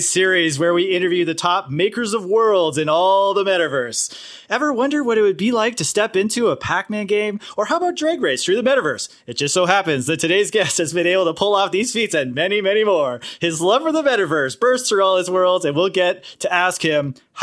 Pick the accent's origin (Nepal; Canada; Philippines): Canada; moved away as an adult; now in Los Angeles, United States; I'm Canadian, of course. So I moved to LA maybe 20 years ago.